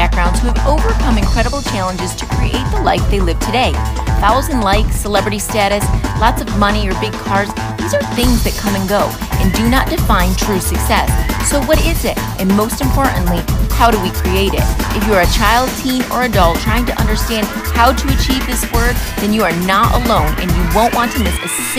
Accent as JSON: {"language": "English", "country": "United States", "moved": "as an adult", "lives_now": "Dominican Republic", "said": "I'm originally from the United States"}